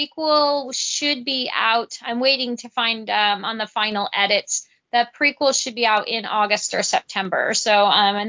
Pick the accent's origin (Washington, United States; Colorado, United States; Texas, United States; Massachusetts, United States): Washington, United States; Vancouver; also born or lived in Battle Ground, Washington / Camas, Washington / Washougal, Washington; now in Houston, United States; I was raised in Washington State